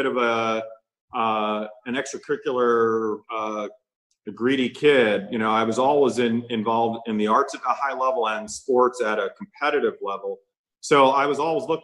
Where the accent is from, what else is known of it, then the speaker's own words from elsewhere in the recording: Amityville, New York, United States; moved away as an adult; also born or lived in Christiansted, St. Croix, U.S. Virgin Islands / Minnesota; But I grew up in a wonderful place out on the south shore of Long Island named Amityville, New York